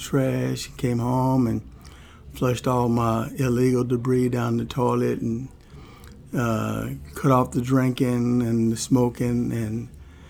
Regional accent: Louisville, Kentucky, United States; I grew up on the streets of Louisville

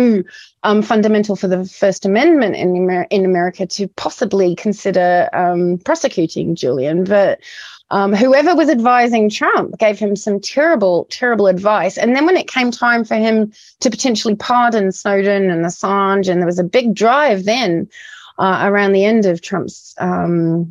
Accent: New Zealand; also born or lived in United Kingdom; I'm in a British person as well as a Kiwi

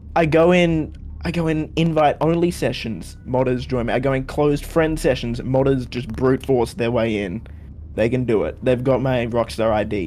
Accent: Australia; being Australian

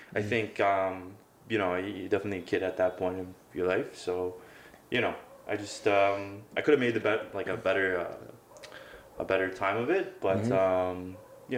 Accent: Oakville, Ontario, Canada; also born or lived in Calgary, Canada / Toronto, Canada; I was born in the GTA, so I was born in Oakville

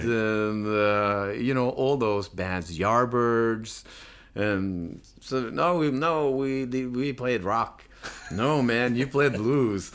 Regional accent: Notodden, Norway; I was born in Newtown

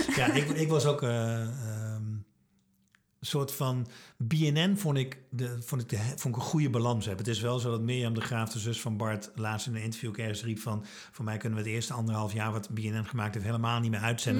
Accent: Twente, Overijssel, Netherlands; ik kom uit Twente, conservatief

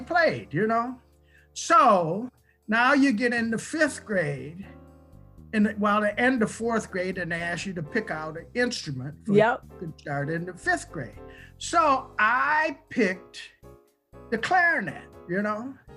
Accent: Olean, New York, United States; my hometown

